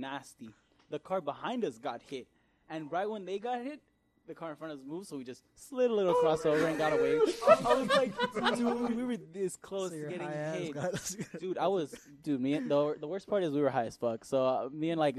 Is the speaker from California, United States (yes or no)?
yes; La Puente, California, United States; I'm from La Puente